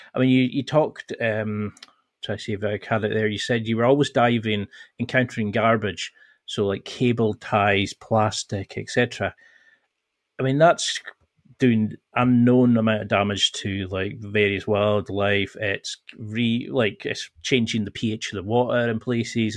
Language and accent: English; the Highlands, Scotland, United Kingdom; I'm originally from the Highlands in Scotland